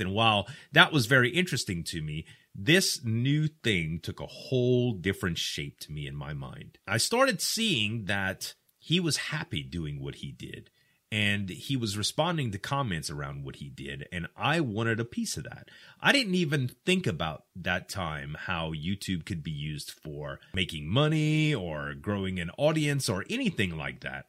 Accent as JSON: {"language": "English", "region": "the South", "country": "United States", "said": "I'm from the South, and we use a lot of slang here"}